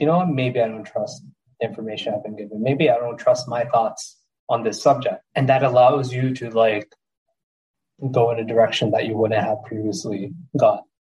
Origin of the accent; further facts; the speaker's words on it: Jersey City, New Jersey, United States; growing up in Jersey City was fucking crazy